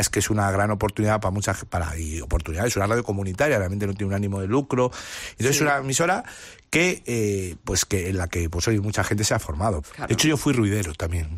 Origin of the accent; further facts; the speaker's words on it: Madrid, Community of Madrid, Spain; en mi barrio, eh, en el barrio Hortaleza, donde, donde, donde, estoy muy vinculado y soy, soy de allí